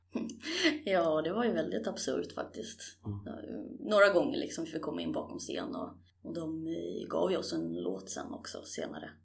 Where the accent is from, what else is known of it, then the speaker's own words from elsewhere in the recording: Stockholm, Stockholm County, Sweden; also born or lived in Årsta havsbad, Haninge; jag är ju född på- och uppvuxen egentligen på Kungsholm, men mina första tio år, eh, där bor jag idag också. Men, eh, sen flyttade vi ut till Årsta havsbad